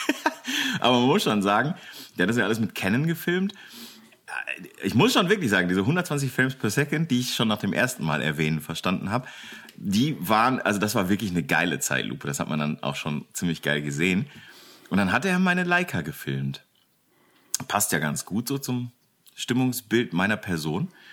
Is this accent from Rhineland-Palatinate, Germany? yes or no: no; Bochum, North Rhine-Westphalia, Germany; now in Velbert, Germany; ich bin in Bochum geboren